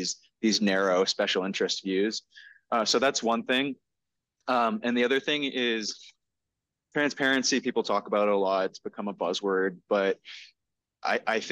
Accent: North Reading, Massachusetts, United States; now in Medford, United States; I grew up in North Reading

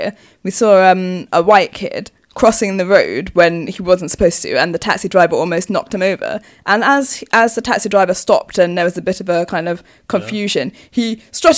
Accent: Hertfordshire, East of England, United Kingdom; accent: Hertfordshire; I grew up in Hertfordshire and I have a Hertfordshire accent

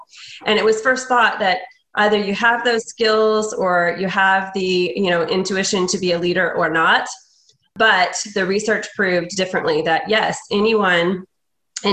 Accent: Indiana, United States; moved away as an adult; now in Houston, United States; I'm originally from Indiana, and I moved to Houston in 2013.

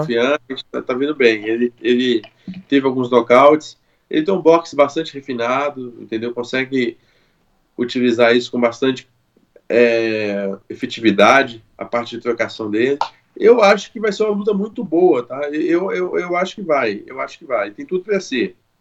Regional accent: Brazil; sou brasileiro

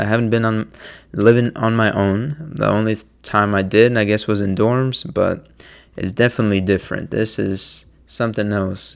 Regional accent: Maryland, United States; moved away as an adult; now in New Jersey, United States; I'm from Maryland, and it's only two and a half hours from where I live

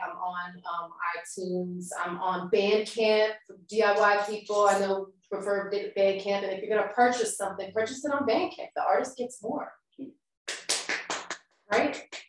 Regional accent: Delco, Pennsylvania, United States; also born or lived in Boston / overseas; now in Philadelphia, United States; I grew up in Delco, moved away, moved around, moved overseas, had lots of different experiences, came back to Philly.

